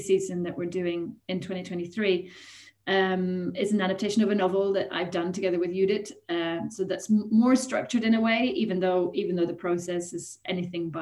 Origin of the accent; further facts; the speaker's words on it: Sweden; moved away as an adult; also born or lived in Germany / Italy / Ireland; now in United Kingdom; I grew up in Sweden and studied at university here for a little while before going to the UK